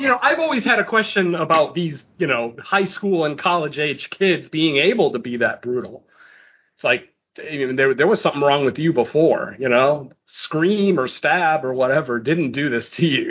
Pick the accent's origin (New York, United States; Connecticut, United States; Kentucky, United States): Connecticut, United States; I, am from Connecticut